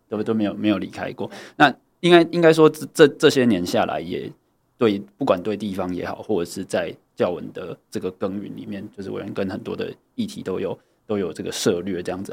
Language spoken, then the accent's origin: Chinese; Tianzhong, Changhua County, Taiwan; 我是彰化人，好。就是，对，只是刚好就是因为我是右下角，我是那个田中镇